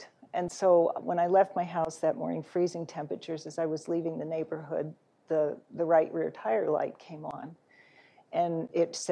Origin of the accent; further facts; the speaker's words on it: Phoenix, Arizona, United States; I'm from Phoenix